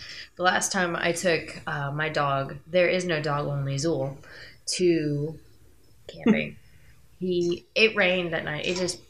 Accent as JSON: {"language": "English", "region": "Indiana", "country": "United States", "said": "We're from Indiana, where all the psychos come from, because we have nothing to do. There's corn here"}